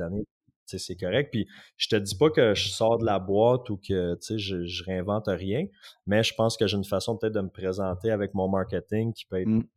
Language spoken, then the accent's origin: French; Outaouais, Quebec, Canada; also born or lived in Gatineau; je viens de l'Outaouais